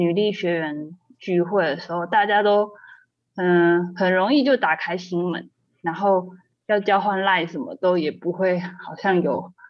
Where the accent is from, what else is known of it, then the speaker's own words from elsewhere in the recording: Kaohsiung, Taiwan; 我是高雄人。